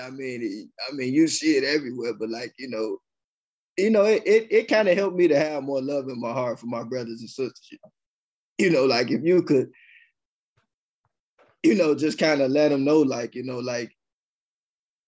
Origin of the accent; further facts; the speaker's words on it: Chicago, Illinois, United States; I'm born and raised in Chicago